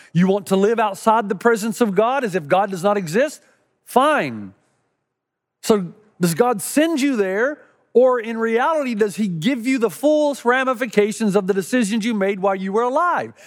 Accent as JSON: {"language": "English", "region": "East Tennessee", "country": "United States", "tie": "born or raised there", "said": "Growing up in East Tennessee"}